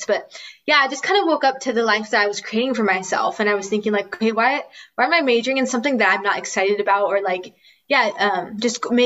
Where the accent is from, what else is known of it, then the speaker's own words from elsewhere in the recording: California, United States; moved away as an adult; now in Spain; I'm originally from California, and I was born and raised there. But right now I'm in Spain